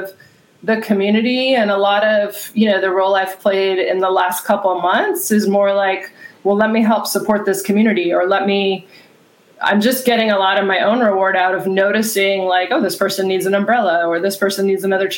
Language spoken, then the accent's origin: English; San Diego, California, United States; moved away as an adult; also born or lived in Boston / Seattle / Denmark; I grew up in San Diego, went to Mount Carmel